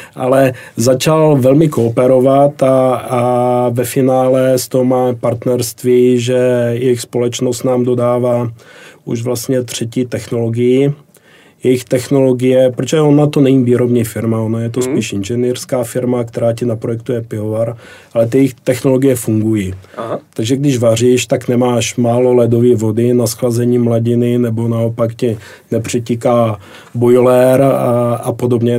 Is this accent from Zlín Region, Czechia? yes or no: no; Brno, South Moravian Region, Czechia; pocházím z Brna